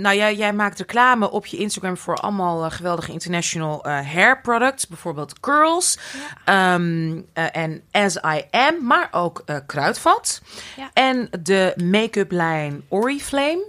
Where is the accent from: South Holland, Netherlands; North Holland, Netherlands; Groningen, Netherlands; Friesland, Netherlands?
North Holland, Netherlands; Amsterdam; ik ben natuurlijk opgegroeid in Amsterdam.